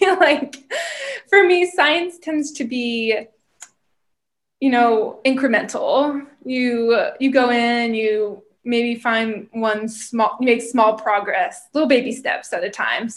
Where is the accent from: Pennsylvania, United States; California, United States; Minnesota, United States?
Pennsylvania, United States; moved away as an adult; also born or lived in Maryland; now in St. Louis, United States; originally from Pennsylvania. That's where I grew up